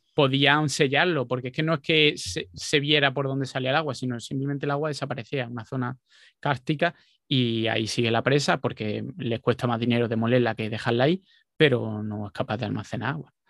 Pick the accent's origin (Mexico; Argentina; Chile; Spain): Spain; Jaén, Andalusia; moved away; also born or lived in Málaga; yo soy de Jaén y he vivido mucho tiempo en Málaga